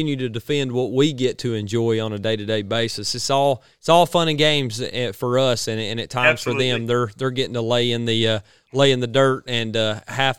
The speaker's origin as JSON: {"language": "English", "region": "Georgia", "country": "United States", "said": "we definitely got to represent for the Georgia boys"}